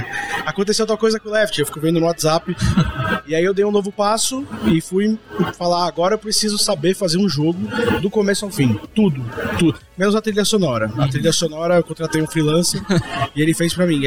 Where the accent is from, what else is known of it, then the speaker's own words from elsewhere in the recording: Santos, São Paulo, Brazil; moved away as an adult; eu tenho 28 anos de idade, sou de Santos.